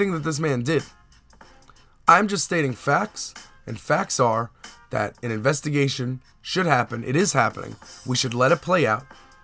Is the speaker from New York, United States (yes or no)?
yes; New York, United States; as a New Yorker